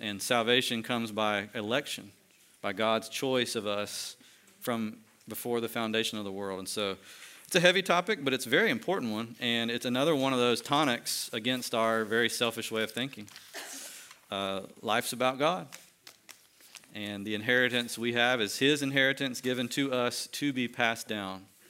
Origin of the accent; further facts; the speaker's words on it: United States; as American Christians